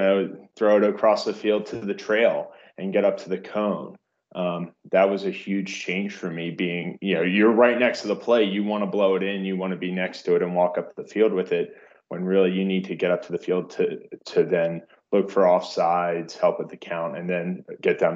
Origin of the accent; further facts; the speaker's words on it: Baltimore, Maryland, United States; grew up in the Baltimore area